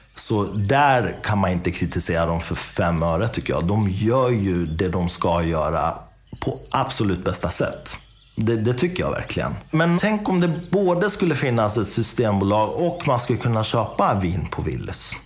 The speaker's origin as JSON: {"language": "Swedish", "region": "Dalarna County", "country": "Sweden", "tie": "born or raised there", "moved": "yes", "lives_now": "Enköping, Sweden", "said": "jag är uppvuxen i Dalarna. Jag är uppvuxen i en, i en liten stad."}